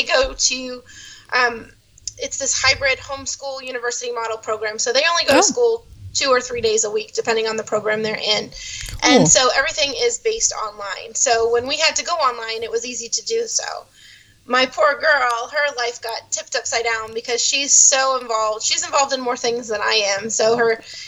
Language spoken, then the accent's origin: English; Dartmouth, Massachusetts, United States; moved away as an adult; now in Florida, United States; I was born and raised in Dartmouth, Massachusetts, a little town on the south coast between Providence, Rhode Island, and Cape Cod. I lived there for 24 years before I moved